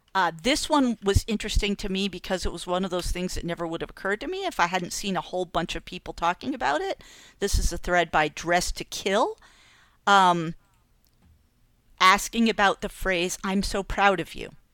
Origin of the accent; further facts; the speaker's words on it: Massachusetts, United States; moved away; two towns over from where I grew up in Massachusetts